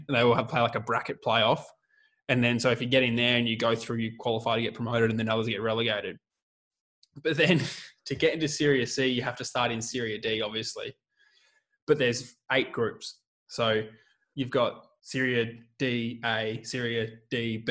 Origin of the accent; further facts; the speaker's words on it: Australia; also born or lived in Adelaide; being Australian